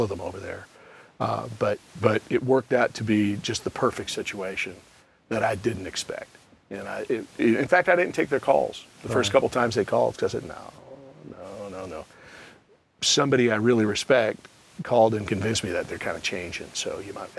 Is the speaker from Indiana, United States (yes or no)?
no; Minnesota, United States; moved away as an adult; also born or lived in Knoxville / Atlanta; I'm from Minnesota. Yeah. My family, almost all of them, are still